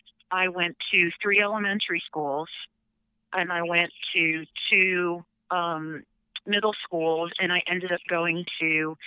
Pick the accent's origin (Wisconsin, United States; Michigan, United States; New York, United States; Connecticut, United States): Connecticut, United States; Norwalk; I'm from Norwalk, Connecticut, which is, if you know the song … it's not too much longer than that. It's probably 48 minutes on the train line.